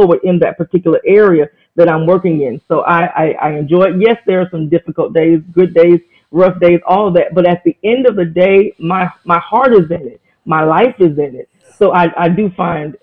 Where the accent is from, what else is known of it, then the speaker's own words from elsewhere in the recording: Atlanta, Georgia, United States; I'm from Atlanta, Georgia